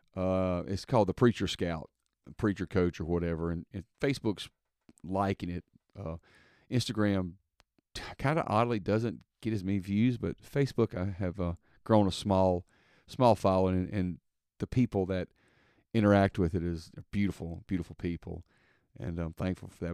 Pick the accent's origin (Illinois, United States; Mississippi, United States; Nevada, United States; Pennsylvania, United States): Mississippi, United States; I'm from Mississippi, so I put, people say Walmarts